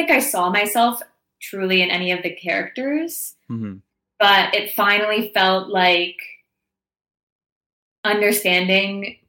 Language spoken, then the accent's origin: English; Toronto, Ontario, Canada; moved away as an adult; I grew up in Toronto, so I left my hometown and friends and family and was in this new place